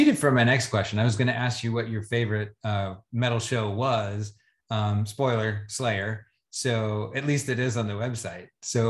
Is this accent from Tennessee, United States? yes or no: yes; Oak Ridge, Tennessee, United States; I grew up actually in East Tennessee.